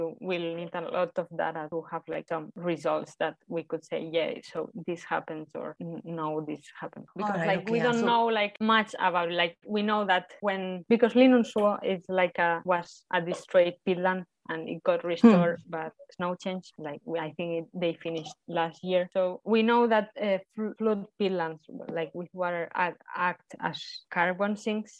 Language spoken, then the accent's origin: English; Tarragona, Catalonia, Spain; accent: Spanish; English is a second language; moved away as an adult; also born or lived in Barcelona, Spain; now in Finland; I'm from Tarragona, a town in Spain.